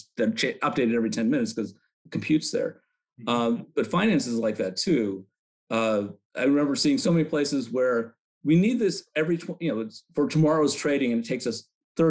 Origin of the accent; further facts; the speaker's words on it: Chicago, Illinois, United States; Why don't you come out to the city and catch a Cubs game? Because I'm from Chicago.